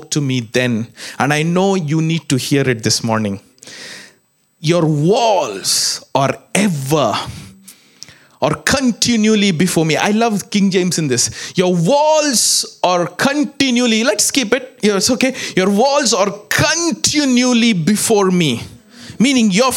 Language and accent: English; India; moved away; I come from India